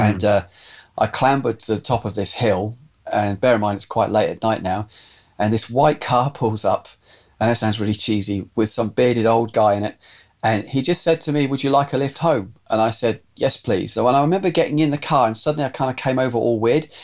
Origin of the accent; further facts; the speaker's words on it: southern England, United Kingdom; also born or lived in Scotland; we moved from Scotland we moved down to southern England and I went to school and then eventually by probably about this time I was now at senior school